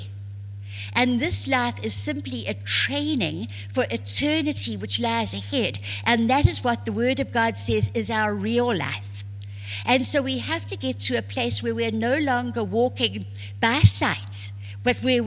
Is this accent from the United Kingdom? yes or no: no; South Africa; I was born and raised in South Africa